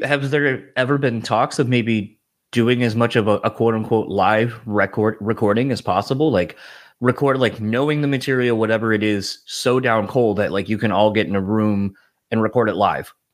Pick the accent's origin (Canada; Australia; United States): United States; Delaware; moved away; originally, I'm from Delaware